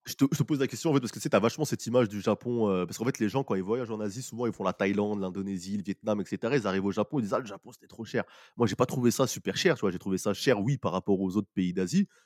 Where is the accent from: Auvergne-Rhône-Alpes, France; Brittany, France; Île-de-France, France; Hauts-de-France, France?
Île-de-France, France; Paris; quand on vient de Paris euh, ou de la France